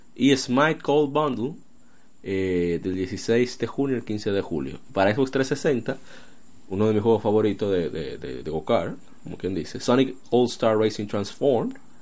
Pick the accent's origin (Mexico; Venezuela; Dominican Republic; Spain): Dominican Republic; somos dominicanos